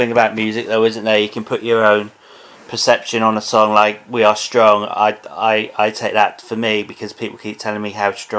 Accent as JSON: {"language": "English", "area": "Dartmoor", "region": "South West England", "country": "United Kingdom", "tie": "born or raised there", "said": "I've seen many strange things myself growing up on Dartmoor and places I've actually worked."}